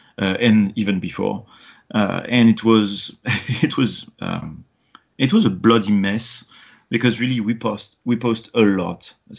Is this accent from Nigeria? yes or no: no; France; English is a second language; moved away as an adult; now in United States; I'm obviously an immigrant in the U.S. I came from France, and the procedure for my green card following a fiancé visa that we did was pretty epic.